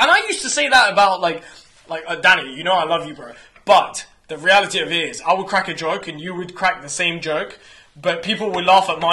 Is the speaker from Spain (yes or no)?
no; Iran; I was born in Iran